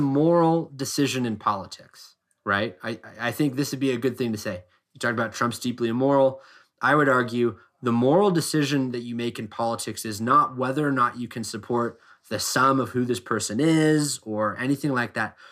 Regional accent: Oregon, United States; I grew up in Oregon

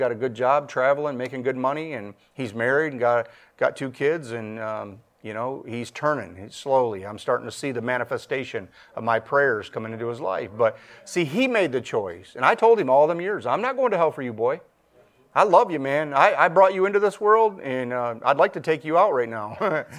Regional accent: Michigan, United States; My buddy, I'm from Michigan, and him and his mom moved from West Kentucky up here to Michigan

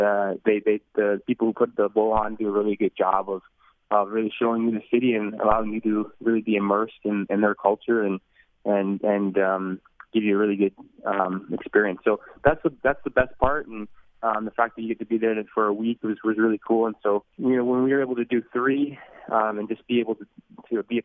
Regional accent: Canada; moved away as an adult; also born or lived in United States; I was from Canada

